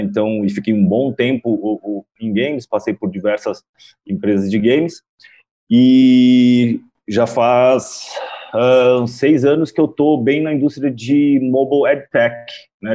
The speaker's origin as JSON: {"language": "Portuguese", "region": "São Paulo", "country": "Brazil", "said": "eu sou daqui de São Paulo. Quem me conhece sabe que sou com essa cara de japonês, mas sou brasileiro"}